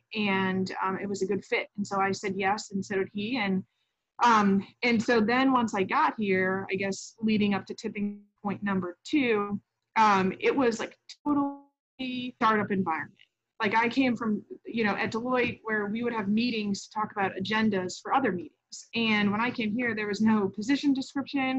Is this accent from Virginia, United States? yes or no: no; St. Louis, Missouri, United States; moved away; also born or lived in Washington, D.C.; growing up in St. Louis, I loved little kids and I loved to babysit.